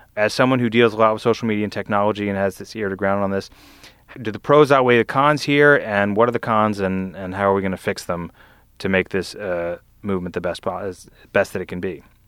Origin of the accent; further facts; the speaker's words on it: Lafayette, Louisiana, United States; moved away; also born or lived in Vestavia Hills, Alabama; before I lived in Alabama, I grew up in Southern Louisiana in Lafayette